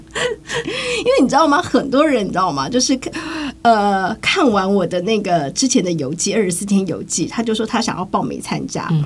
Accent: Taiwan; 我们台湾人就会景点，景点，景点

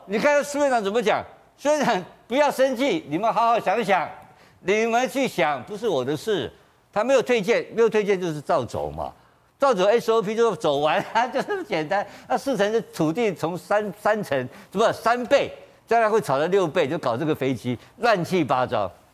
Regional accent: Kaohsiung, Taiwan; 我是高雄冈山出生的

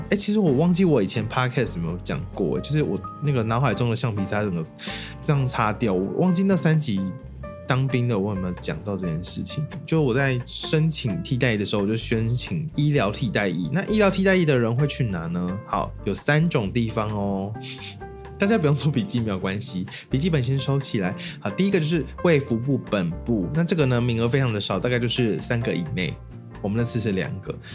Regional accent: Kaohsiung, Taiwan; 因为我是高雄人

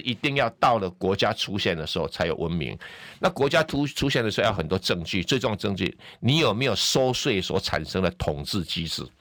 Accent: Taiwan; 我们台湾人

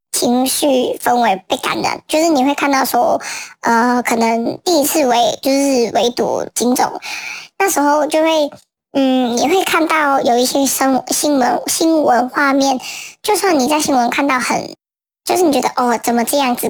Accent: Hong Kong; 作为新的香港人

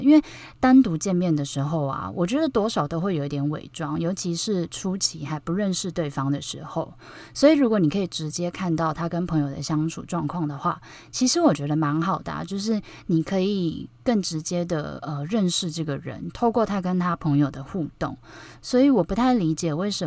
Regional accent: Taipei, Taiwan; 因为我是台北人嘛，就我觉得台北很小

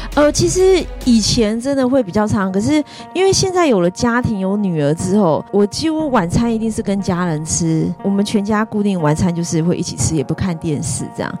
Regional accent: Taiwan; 我们台湾人

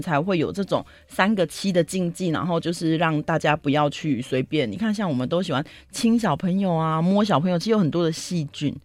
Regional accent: Taiwan

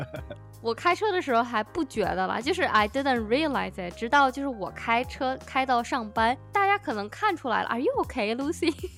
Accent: China; now in United States; 我一个中国人

